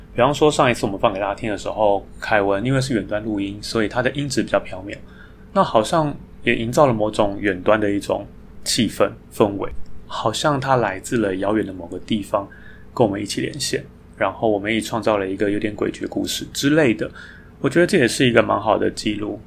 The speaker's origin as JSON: {"language": "Chinese", "country": "Taiwan", "said": "我们台湾人"}